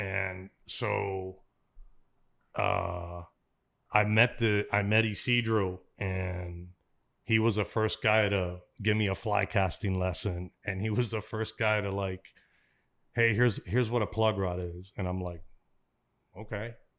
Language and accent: English; Miami, Florida, United States; I grew up in Miami, we grew up when I was a, when I was a young, young, young, young kid, we grew up around the Orange Bowl.